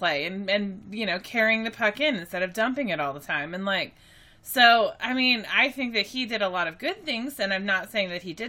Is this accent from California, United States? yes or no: no; Texas, United States; I grew up in Texas and I grew up all over the place, but I've spent the majority of my life in Texas at this point. And I don't really hear an accent if I have one.